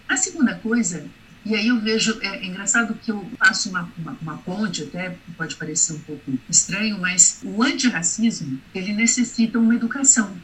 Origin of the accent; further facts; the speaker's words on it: Brazil; enquanto brasileiros